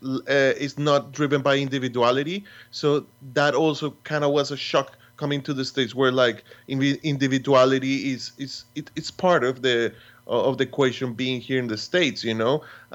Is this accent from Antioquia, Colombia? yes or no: no; Bogotá, Colombia; moved away as an adult; also born or lived in Boston; now in New York, United States; we come from a city, we come from Bogota, city that you can walk